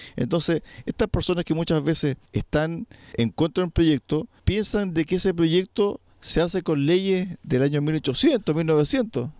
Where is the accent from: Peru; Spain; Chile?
Chile; nuestro país